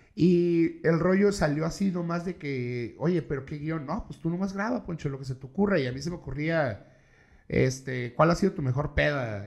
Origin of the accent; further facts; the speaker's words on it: Tijuana, Baja California, Mexico; also born or lived in Saltillo, Coahuila; yo soy de aquí de Tijuana, reitero, pero yo me fui a vivir a Coahuila, a Saltillo Coahuila, unos años.